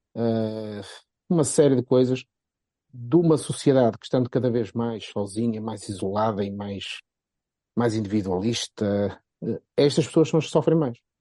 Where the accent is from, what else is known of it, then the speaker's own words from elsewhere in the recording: Porto, Norte, Portugal; accent: Porto; eu com o meu sotaque do Porto